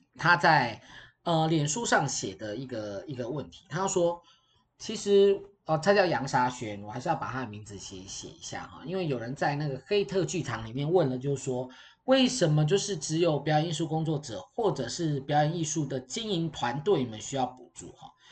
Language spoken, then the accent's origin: Chinese; Taiwan